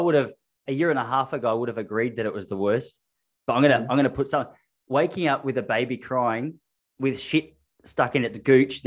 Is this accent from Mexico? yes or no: no; Australia; also born or lived in Victoria; an Australian living in one of the most expensive suburbs in Victoria